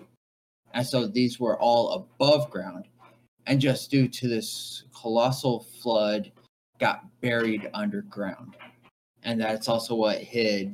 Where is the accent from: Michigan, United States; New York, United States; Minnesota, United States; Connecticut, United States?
Minnesota, United States; I'm from Minnesota